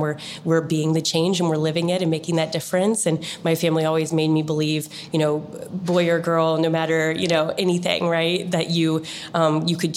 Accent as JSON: {"language": "English", "region": "Illinois", "country": "United States", "tie": "born or raised there", "said": "I grew up in a very, very small country town, almost no one's heard of, in the middle of Illinois. Midwest at heart"}